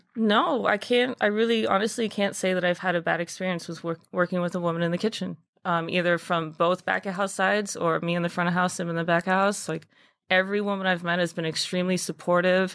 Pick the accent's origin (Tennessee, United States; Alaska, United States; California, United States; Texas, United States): Texas, United States; Dallas; moved away as an adult; now in New York, United States; I'm originally from Dallas, Texas. Um, grew up playing a bunch of sports, did my culinary program at my high school